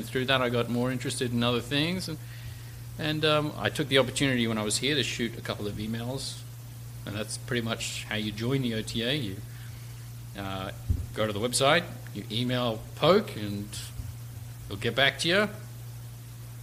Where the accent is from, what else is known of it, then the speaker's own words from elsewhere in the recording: Australia; now in United States; I was actually born here in the States, but I was raised in Australia, hence the strange and obnoxious accent.